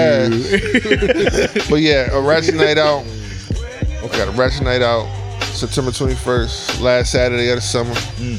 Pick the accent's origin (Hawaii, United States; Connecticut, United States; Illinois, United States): Connecticut, United States; me being from Connecticut